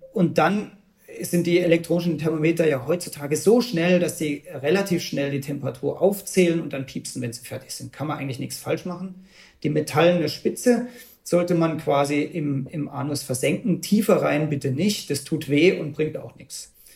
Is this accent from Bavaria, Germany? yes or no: yes; Bavaria, Germany; bei uns in Bayern